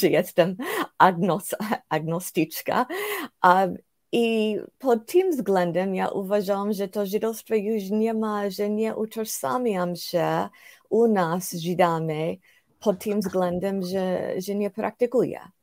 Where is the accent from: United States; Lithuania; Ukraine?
United States; Polish is a second language; moved away as an adult; also born or lived in Prague, Czech Republic / Warsaw, Poland; jestem z Ameryki, jestem ze Stanów Zjednoczonych.